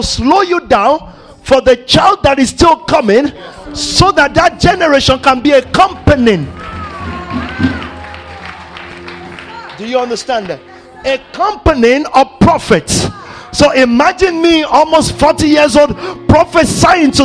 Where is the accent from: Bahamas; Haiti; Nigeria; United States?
Nigeria; I'm Nigerian to my heart.